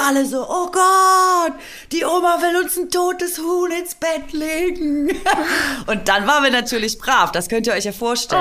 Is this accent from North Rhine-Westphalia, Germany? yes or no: no; Swabia, Baden-Württemberg, Germany; accent: Swabian; ich komme aus Schwaben. Kennt ihr Schwäbisch?